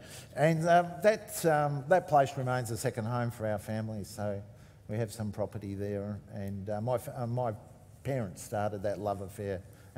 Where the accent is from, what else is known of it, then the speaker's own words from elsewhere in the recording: Launceston, Tasmania, Australia; also born or lived in Western Australia; So I was born in Launceston and grew up in Kings Meadows, great suburb, with my parents and siblings.